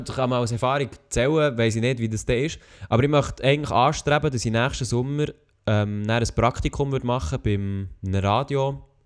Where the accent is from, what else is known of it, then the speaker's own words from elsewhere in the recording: Switzerland; als Schweizer